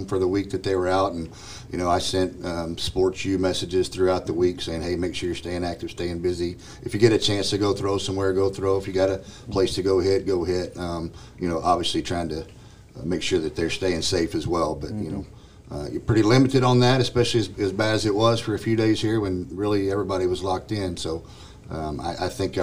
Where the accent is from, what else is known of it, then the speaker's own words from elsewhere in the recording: Palestine, Texas, United States; moved away as an adult; also born or lived in Houston area, Texas; now in Forney, United States; I coached in my hometown of Palestine for a few years